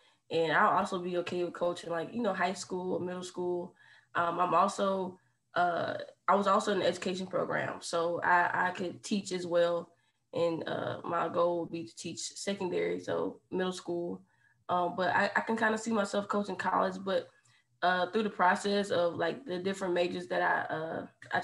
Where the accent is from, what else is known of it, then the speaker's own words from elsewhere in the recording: Hopkins, South Carolina, United States; moved away as an adult; now in Lexington, United States; I'm from Hopkins, South Carolina